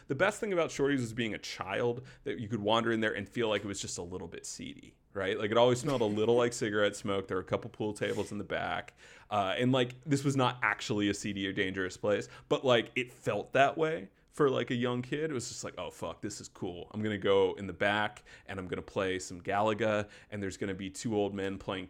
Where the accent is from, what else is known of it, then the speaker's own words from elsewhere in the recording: Wake Forest, North Carolina, United States; moved out of my hometown of Wake Forest, North Carolina, kept the name, and just set up shop 3 hours down the road